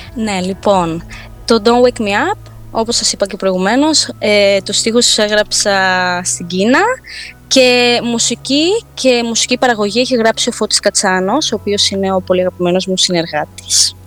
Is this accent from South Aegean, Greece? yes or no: yes; Rhodes, South Aegean, Greece; σε νησί που γεννήθηκα